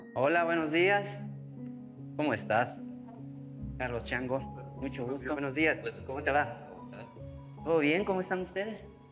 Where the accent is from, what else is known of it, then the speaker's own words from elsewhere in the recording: Chibuleo San Francisco, Tungurahua, Ecuador; first language Kichwa; Spanish is a second language; also born or lived in Ambato, Ecuador; Soy de Chibuleo, San Francisco. Es una comunidad hermosa, mágica, fenomenal, que está en las faldas del Carihuayrazo, es decir, como a unos 30 kilómetros de la ciudad de Ambato. Crecí como todo niño en el sector rural de la Sierra Central Andina de nuestro país.